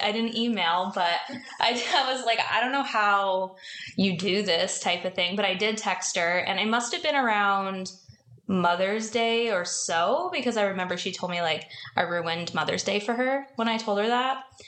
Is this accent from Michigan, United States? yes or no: no; New Jersey, United States; now in San Diego, United States; I'm from New Jersey, but I've been in San Diego since 2015